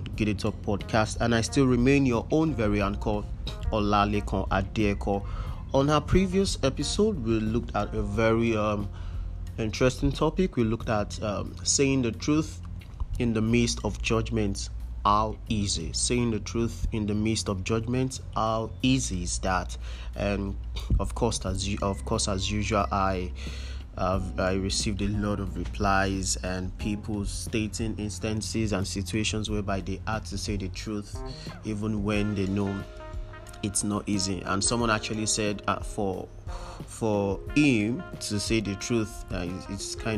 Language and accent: English; Nigeria; We are in Nigeria. We were born here. We were raised here.